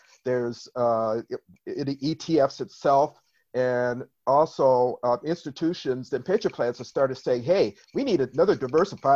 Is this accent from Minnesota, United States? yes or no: yes; Minnesota, United States; I'm from Minnesota